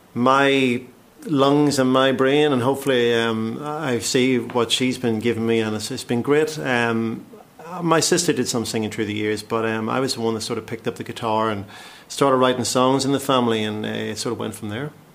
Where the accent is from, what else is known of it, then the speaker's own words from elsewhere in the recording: County Tyrone, Northern Ireland, United Kingdom; moved away as an adult; now in London, United Kingdom; I'm uh, obviously originally Northern Ireland, County Tyrone, but i um, been living in London 18 years, give or take.